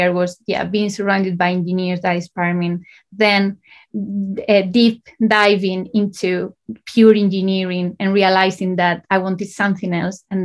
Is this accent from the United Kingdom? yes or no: no; Spain; moved away as an adult; also born or lived in Valencia, Spain; I started in Spain. I'm from Spain, so I did my A-levels in Spain